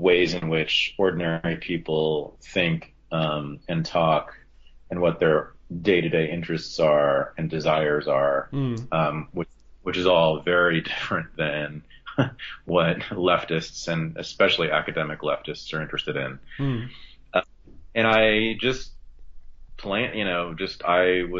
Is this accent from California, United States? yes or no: yes; Berkeley, California, United States; also born or lived in Ohio / New York City; growing up in Berkeley in the 1970s and 80s